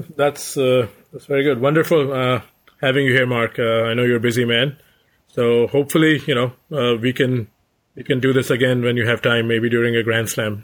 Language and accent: English; India; being an Indian